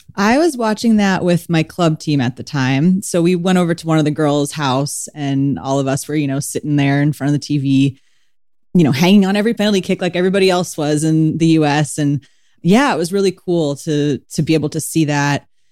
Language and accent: English; San Diego, California, United States; I grew up in San Diego, California